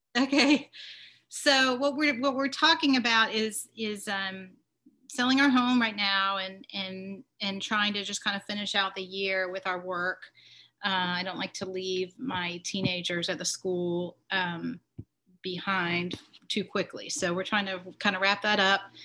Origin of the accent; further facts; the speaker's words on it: Atlanta, Georgia, United States; moved away as an adult; also born or lived in Wyoming; I grew up in Atlanta